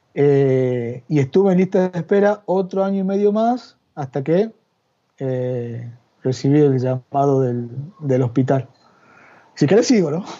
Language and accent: Spanish; San Miguel de Tucumán, Tucumán, Argentina; moved away as an adult; also born or lived in Yerba Buena, Tucumán; now in Madrid, Spain; Yo nacido y criado en, en San Miguel de Tucumán y afincado en Yerba Buena, Tucumán, durante la módica suma de 38 años